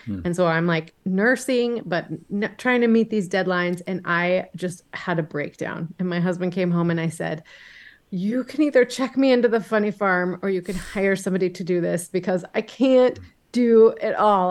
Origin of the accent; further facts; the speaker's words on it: Dallas, Texas, United States; now in Boise, United States; I am originally from Dallas, Texas, but I have lived for the last 22 years with my family in Boise, Idaho